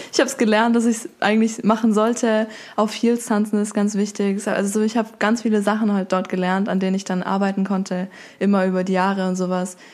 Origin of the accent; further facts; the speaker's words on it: Stuttgart, Baden-Württemberg, Germany; Ich komme aus Stuttgart